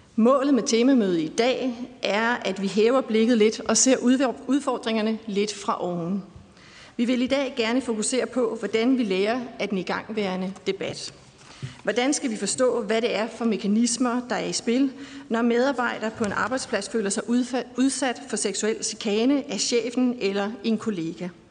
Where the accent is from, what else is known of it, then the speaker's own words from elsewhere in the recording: Aarhus, Central Denmark Region, Denmark; i min hjemby Aarhus